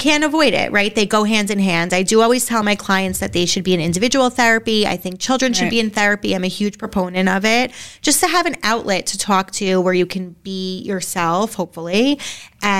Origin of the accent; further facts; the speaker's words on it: Bergen County, New Jersey, United States; moved away as an adult; now in Westfield, United States; we are from Bergen County, which is a bubble, an amazing bubble that we love